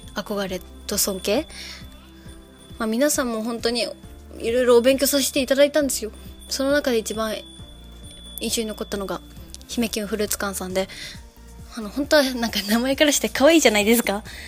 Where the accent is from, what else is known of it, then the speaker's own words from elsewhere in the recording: Osaka, Japan; now in Yonago, Japan; 私大阪生まれなんですけど